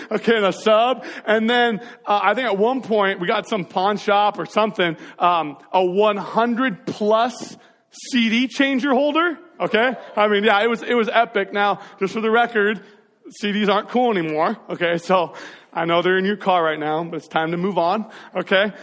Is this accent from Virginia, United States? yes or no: no; Marysville, Washington, United States; we grew up in North Marysville over by that sad Albertsons that's no longer there anymore.